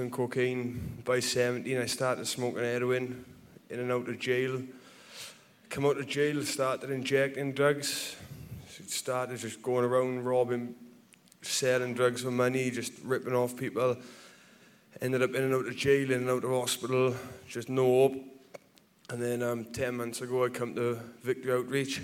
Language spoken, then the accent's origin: English; Pontypridd, Wales, United Kingdom; moved away; I'm from Pontypridd, the place in near Cardiff